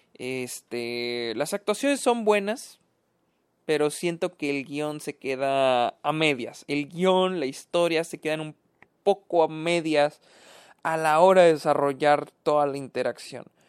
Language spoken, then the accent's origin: Spanish; Mexico; yo que soy de México